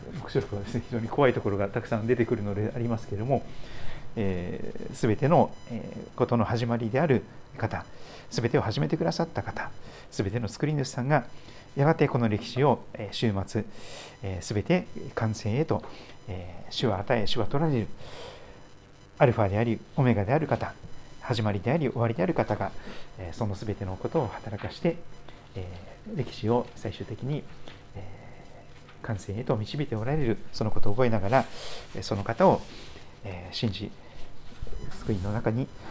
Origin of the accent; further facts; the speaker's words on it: Shikoku, Kochi, Japan; 私四国の高知県生まれ